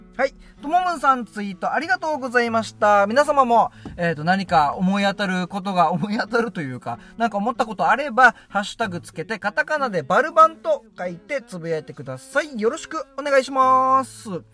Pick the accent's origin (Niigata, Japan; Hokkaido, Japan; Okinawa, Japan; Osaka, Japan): Okinawa, Japan; Yonaha; 自分の地元のね与那覇